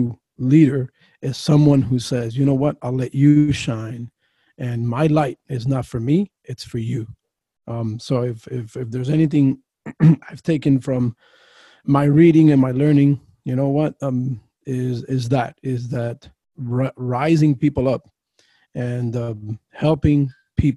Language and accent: English; Miami, Florida, United States; now in Fort Myers, United States; I grew up in Miami and was in that area from 1980 all the way through to last year